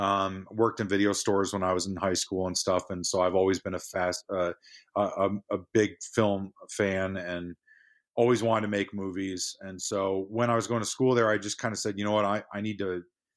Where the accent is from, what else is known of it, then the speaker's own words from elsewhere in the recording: St. Charles, Illinois, United States; I grew up in St. Charles, Illinois, and my wife is from Palatine.